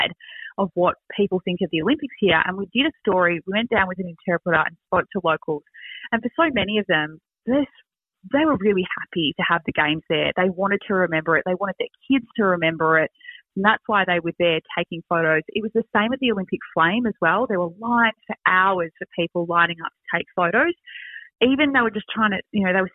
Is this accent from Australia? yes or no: yes; Australia; we are Australian